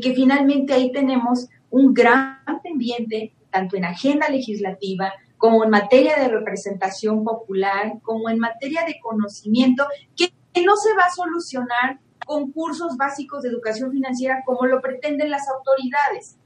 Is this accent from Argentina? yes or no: no; Mexico; somos más los mexicanos que no podemos comprar nuestra vivienda en un solo pago